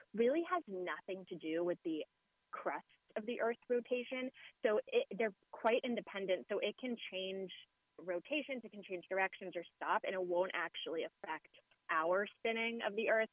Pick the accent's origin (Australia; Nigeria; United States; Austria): United States; West Coast; I'm from the West Coast